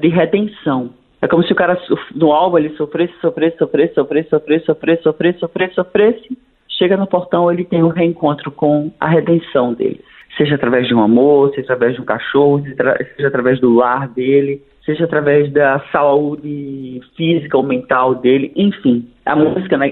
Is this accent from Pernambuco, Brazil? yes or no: yes; Pernambuco, Brazil; moved away as an adult; also born or lived in United States; now in Rio de Janeiro, Brazil; eu sou, eu sou pernambucano, moro no Rio há 25 anos